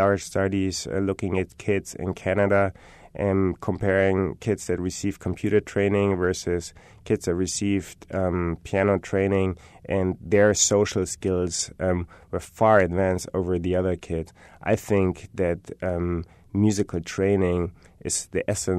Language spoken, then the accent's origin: English; Germany; moved away; I'm from Germany